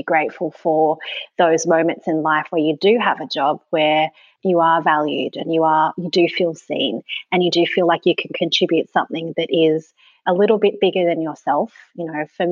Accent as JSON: {"language": "English", "town": "Sydney", "region": "New South Wales", "country": "Australia", "tie": "born or raised there", "also_born_or_lived": "Tasmania", "moved": "as an adult", "said": "growing up in Sydney is very much a place that awards being hard and shiny"}